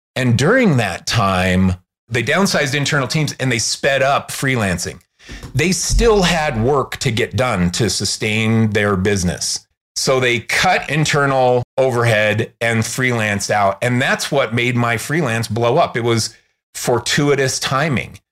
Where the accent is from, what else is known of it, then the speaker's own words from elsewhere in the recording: Chicago, Illinois, United States; also born or lived in Los Angeles; now in Salt Lake City, United States; I'm from Chicago originally